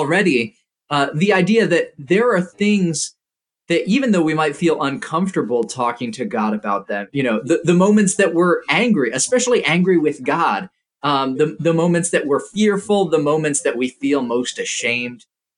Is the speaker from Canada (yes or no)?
no; Indonesia; So when I was growing up, I grew up in Indonesia, and once every 3 years, we would come back to the States and travel to a whole bunch of different churches.